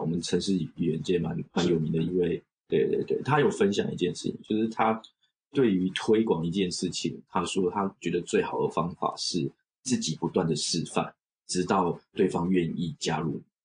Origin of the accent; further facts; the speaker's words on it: Taiwan; moved away as an adult; also born or lived in Australia / China; now in Japan; 我们就算是在台湾都觉得算过得不错